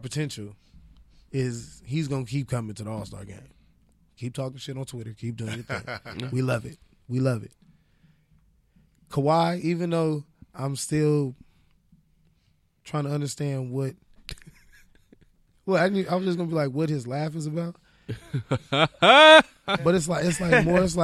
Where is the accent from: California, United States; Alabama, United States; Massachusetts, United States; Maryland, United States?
California, United States; Inglewood; I'm from Inglewood